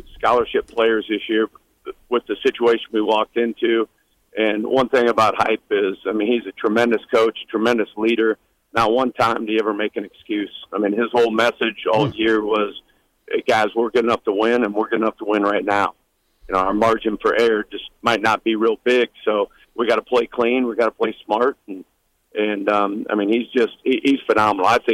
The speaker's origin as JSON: {"language": "English", "town": "Blair", "region": "Nebraska", "country": "United States", "tie": "born or raised there", "also_born_or_lived": "David City, Nebraska", "moved": "yes", "lives_now": "Knoxville, United States", "said": "But then really born and raised in Blair, Nebraska."}